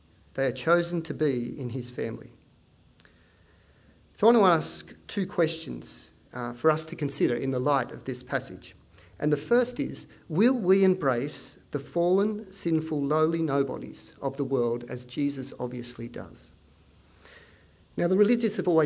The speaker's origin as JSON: {"language": "English", "town": "Penrith", "region": "New South Wales", "country": "Australia", "said": "I teach at Tiggs, I come from Penrith"}